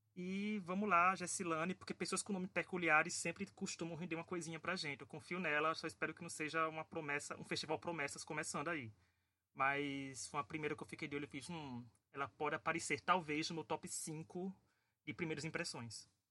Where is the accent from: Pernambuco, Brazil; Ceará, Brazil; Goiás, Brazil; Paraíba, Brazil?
Paraíba, Brazil